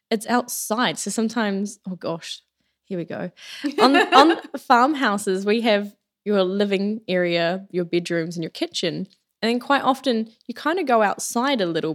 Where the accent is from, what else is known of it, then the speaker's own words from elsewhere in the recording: New Zealand; growing up in New Zealand, my parents are farmers.